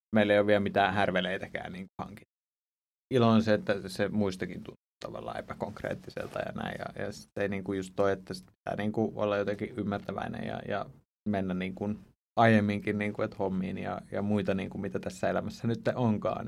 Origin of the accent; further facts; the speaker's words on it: Ypäjä, Tavastia Proper, Finland; Mä, mä oon tuolta Suomen hevospitäjästä, Ypäjältä, ihan niin luomutilallisen poika